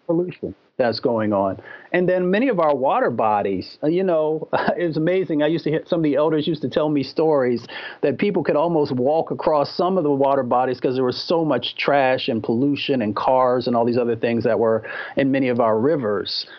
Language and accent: English; Appalachia and Michigan, United States; I was raised in Appalachia and in Michigan